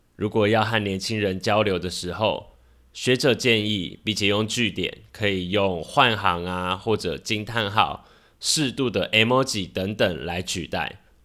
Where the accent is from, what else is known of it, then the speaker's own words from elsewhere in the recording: Taiwan; 身为台湾人的我